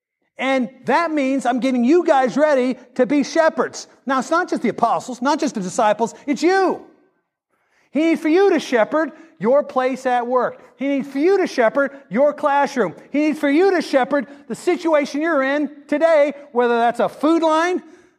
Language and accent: English; Kansas, United States; now in Mississippi, United States; I come from Kansas, but we have harvest here in Mississippi.